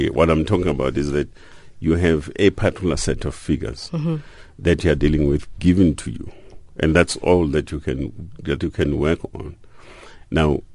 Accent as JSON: {"language": "English", "country": "South Africa", "said": "members of the South African society"}